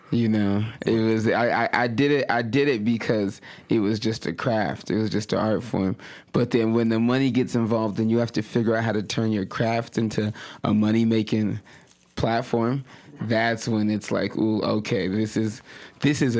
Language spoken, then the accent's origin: English; Nigeria; also born or lived in United States; because I'm Nigerian and I'm American, and both of those nationalities get their money.